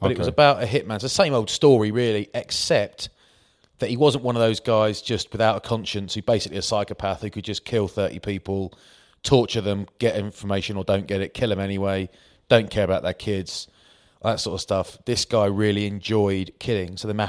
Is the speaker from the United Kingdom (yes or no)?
yes; Maidstone, South East England, United Kingdom; I'm from Maidstone, Kent, mate.